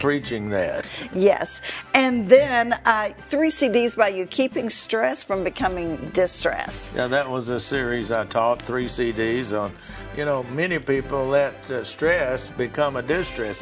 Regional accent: McKinney, Texas, United States; my hometown of McKinney, Texas

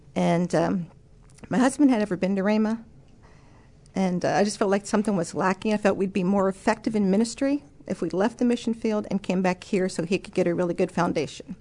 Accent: Texas, United States; moved away; also born or lived in Kentucky / Norway; I'm originally from Kentucky. I grew up in Texas

